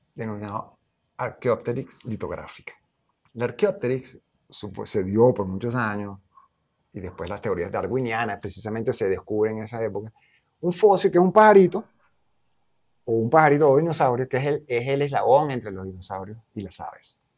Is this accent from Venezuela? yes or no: yes; Venezuela; moved away as an adult; Para mí sí es importante ser denotados como venezolanos